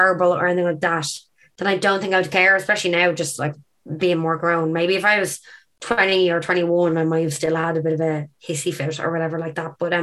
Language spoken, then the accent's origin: English; Ireland; Irish people